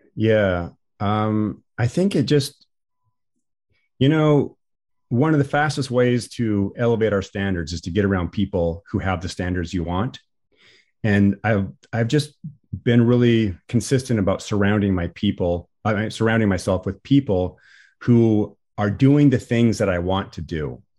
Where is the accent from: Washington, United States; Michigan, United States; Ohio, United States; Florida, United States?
Washington, United States; I'm from Washington State.